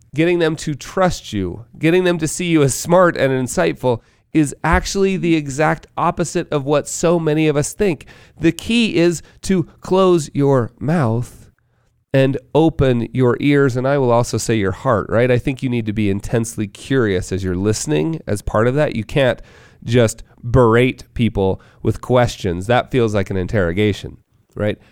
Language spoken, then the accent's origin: English; Park City, Utah, United States; my hometown of Park City, Utah